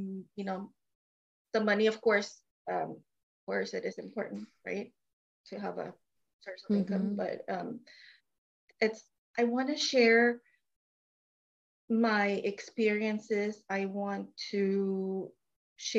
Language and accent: English; Mexico; now in Houston, United States; I am from Mexico, and I live in Houston, Texas.